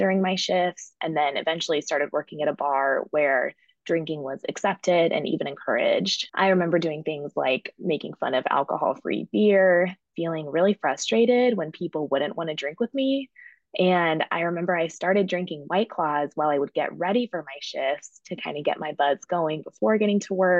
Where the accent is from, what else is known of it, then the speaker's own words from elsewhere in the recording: Fort Collins, Colorado, United States; moved away as an adult; now in Chicago, United States; I grew up in Colorado